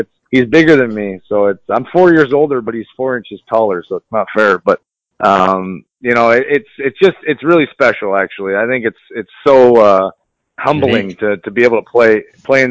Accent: United States; also born or lived in Canada; I grew up mostly in the States

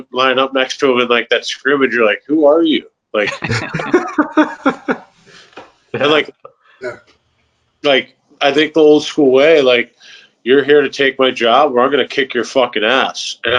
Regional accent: St. Louis, Missouri, United States; a kid growing up in St. Louis

